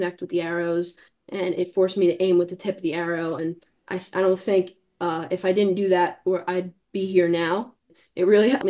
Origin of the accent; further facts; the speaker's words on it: Long Island, New York, United States; also born or lived in Catskill Mountains, New York; I grew up on Long Island